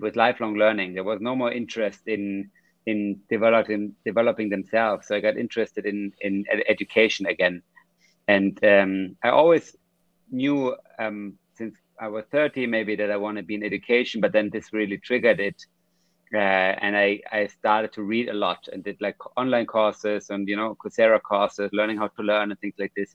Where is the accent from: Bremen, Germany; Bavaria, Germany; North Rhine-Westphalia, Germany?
Bavaria, Germany; Munich; I was raised in Munich, um, in Germany